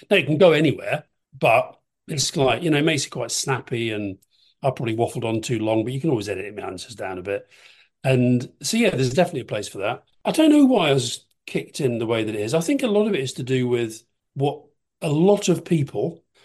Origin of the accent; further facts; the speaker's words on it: Keighley, Yorkshire and the Humber, United Kingdom; I grew up in Keighley. It's kind of West Yorkshire